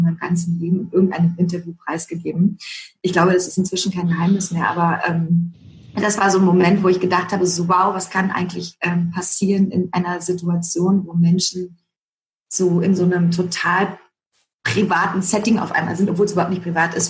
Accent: Berlin, Germany; accent: Berlinish; also born or lived in East Germany (born); Aufgewachsen bin ich eigentlich tatsächlich in, im Westteil von Berlin

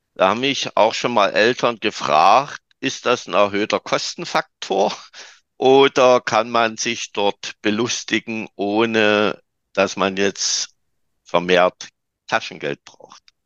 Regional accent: Saxony, Germany; Bei uns in Sachsen

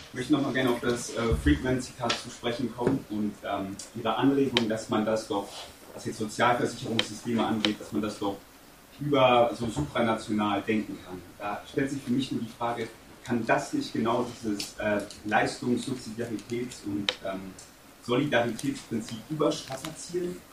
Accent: Afghanistan; now in Germany; ich komme aus Afghanistan

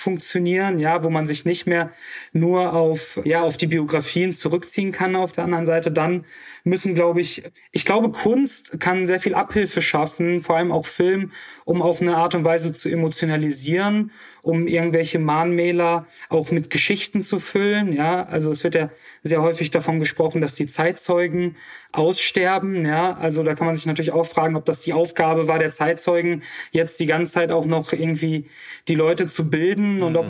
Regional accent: Oberhausen, North Rhine-Westphalia, Germany; also born or lived in Moldova / Duisburg; Ich bin ähm, dann in Oberhausen groß geworden, zur Schule gegangen

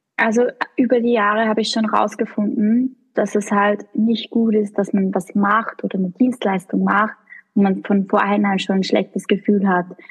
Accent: Kollerschlag, Upper Austria, Austria; accent: Austrian; moved away as an adult; now in Vienna, Austria; ich bin ursprünglich aus Oberösterreich. Das Aber das ist eh nahe. Also von dort, wo ich komme, also oberes Mühviertel, das ist die eh deutsche Grenze

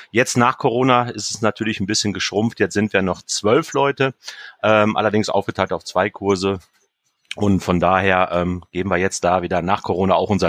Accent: Germany; now in Attendorn, Germany; Okay, ich probiere es mal. … ich komme aus Deutschland, ich wohne in Attendorn, ich werk da in der Stadthäus.

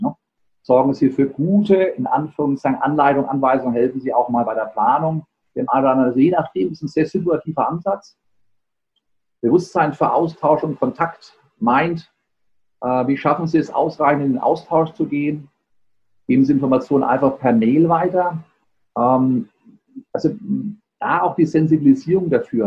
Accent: Germany; bei uns in Deutschland

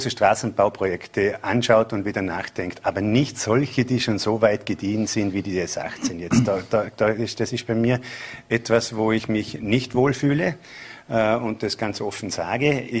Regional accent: Bregenz, Vorarlberg, Austria; und als Bregenzer, wenn ich die Augen zumache

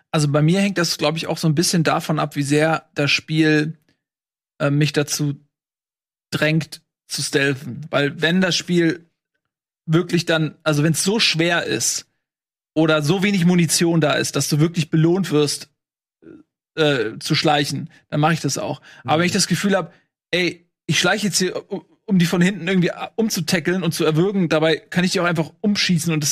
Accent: Germany; ich als, als Deutscher und auch als jemand, dessen, dessen Zungenmuskulatur erst relativ spät dem Englischen angewöhnt wurde

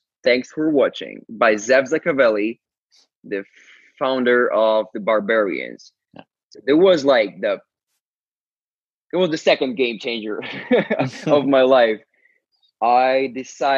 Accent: Ukraine; English is a second language; I'm from Ukraine. I barely spoke English at the time

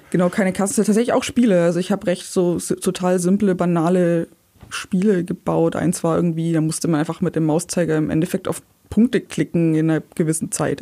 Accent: Ulm area, Bavarian side, Germany; Ich bin in der Ulmer Provinz aufgewachsen, ein bisschen südlich von Ulm

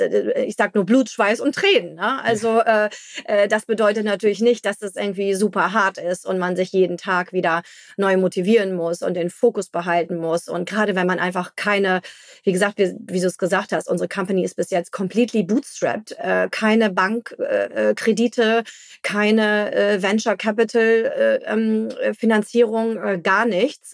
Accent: Hamburg, Germany; als Hamburger

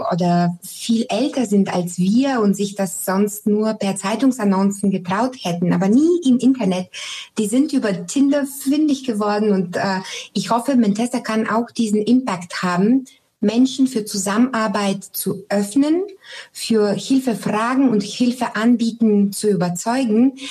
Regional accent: Sofia, Sofia City, Bulgaria; moved away; Ich komme ja ursprünglich aus Sofia

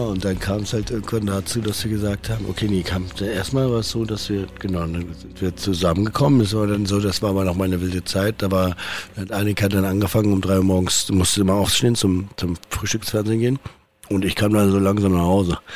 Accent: Berlin, Germany; ich bin halt irgendwie in Berlin aufgewachsen, bin immer da geblieben

